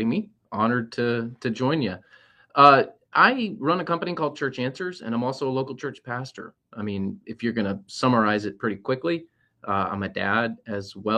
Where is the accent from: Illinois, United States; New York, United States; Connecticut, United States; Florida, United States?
Florida, United States; St. Petersburg; I grew up in St. Pete, off of 28th Street